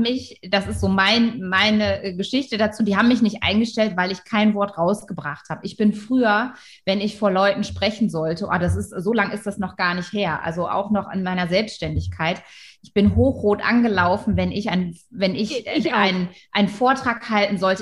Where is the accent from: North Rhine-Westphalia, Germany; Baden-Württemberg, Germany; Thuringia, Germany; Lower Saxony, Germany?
Lower Saxony, Germany; Wilhelmshaven; Da bin ich aufgewachsen in Wilhelmshaven